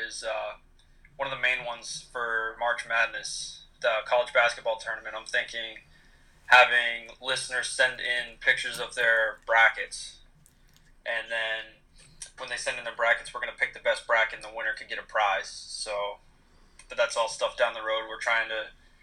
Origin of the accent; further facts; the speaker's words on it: Maine, United States; moved away as an adult; now in Orlando, United States; I grew up in Maine. Spent the first 18 years of my life there